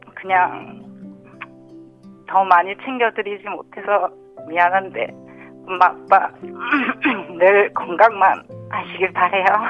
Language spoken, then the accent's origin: Korean; Gimhae, South Gyeongsang, South Korea; also born or lived in Jinhae-gu, Changwon; now in Changwon, South Korea; 친정은 김해고요